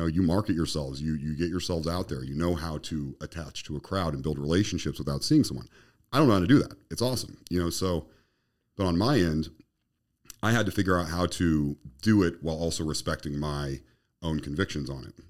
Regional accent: Colorado, United States; moved away; where I was raised in Colorado

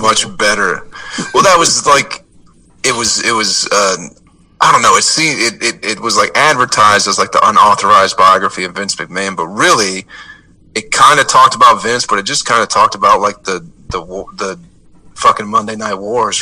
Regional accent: Michigan, United States; now in Atlanta, United States; I'm from Michigan

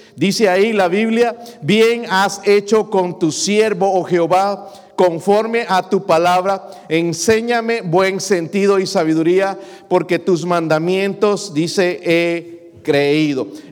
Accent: Mexico; now in United States; como mexicano

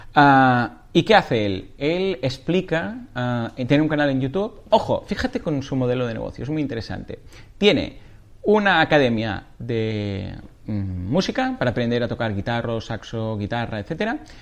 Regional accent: Catalonia, Spain; soy muy catalán

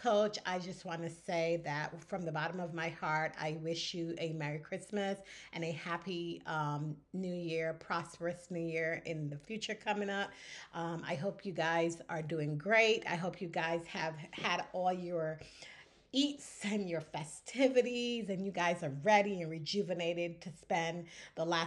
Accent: Barbados; when I grew up in Barbados, I grew up on the British side of things

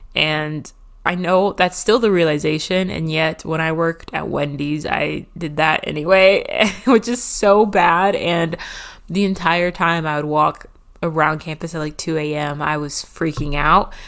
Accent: Nashville, Tennessee, United States; was raised around Nashville slash in Nashville

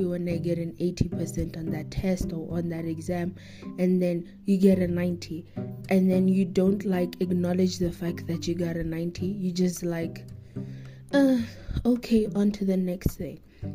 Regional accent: South Africa; me as a South African, me as an African

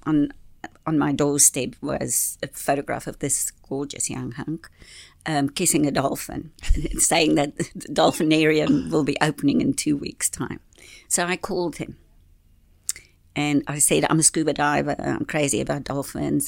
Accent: Orewa, Auckland, New Zealand; also born or lived in Whangaparaoa; I'm from Orewa

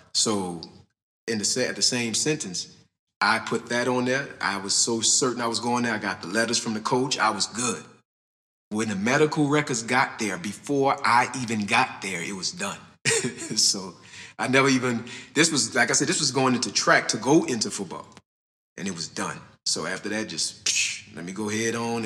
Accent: New Orleans, Louisiana, United States; I grew up back there

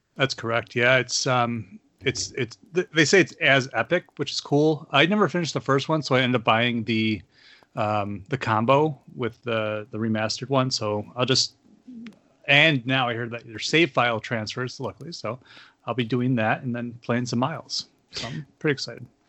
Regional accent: Olean, New York, United States; moved away; where I grew up in Olean, that area is, is the foothills of the Appalachian Mountains

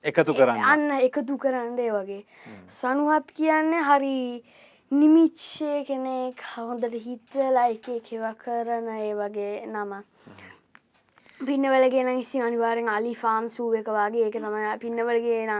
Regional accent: New York City, New Jersey, United States; මං ඉපදුනේ නිවියෝක් නගරේ

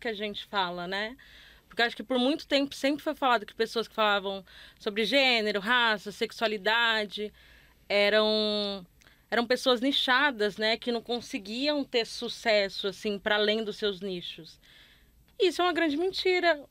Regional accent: Northeast Region, Brazil; moved away as an adult; also born or lived in Rio de Janeiro; sou nordestina, mas eu cresci numa cidade de interior

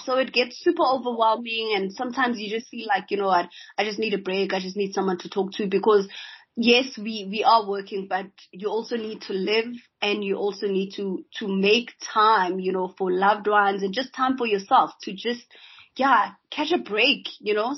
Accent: South Africa; as a South African man

